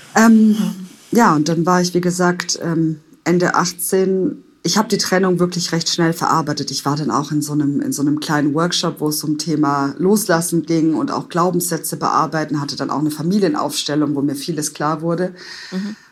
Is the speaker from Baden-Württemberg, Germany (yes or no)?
yes; Stuttgart, Baden-Württemberg, Germany; moved away as an adult; also born or lived in Palatinate; in meine Heimat nach Stuttgart